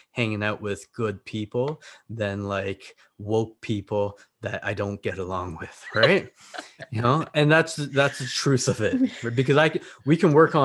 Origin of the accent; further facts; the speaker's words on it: Brampton, Ontario, Canada; English is a second language; now in Niagara, Canada; growing up in Brampton